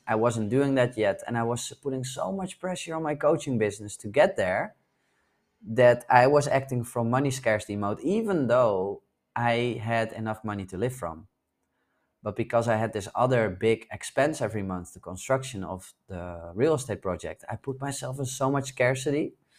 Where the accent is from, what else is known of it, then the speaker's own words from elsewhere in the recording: Netherlands; moved away; spend some time in my home country in the Netherlands where I was born.